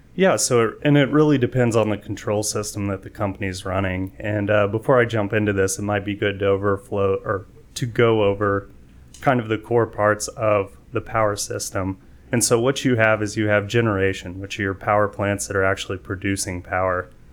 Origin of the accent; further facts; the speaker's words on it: San Antonio, Texas, United States; also born or lived in Waco, Texas / Fort Meade, Maryland; I'm here from San Antonio, so, uh, moved here in middle school